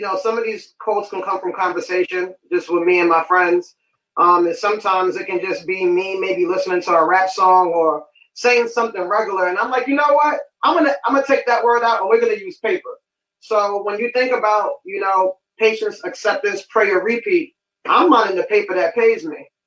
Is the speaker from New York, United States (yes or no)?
yes; New York City, New York, United States; I'm from Bronx, New York. Uh, two W go to White Plains. Fun fact: grew up living down the block from …